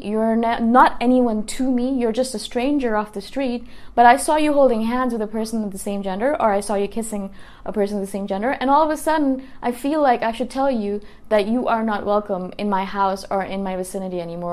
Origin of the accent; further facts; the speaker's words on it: Toronto, Ontario, Canada; now in Thailand; I come from Toronto, and I'm living in Thailand right now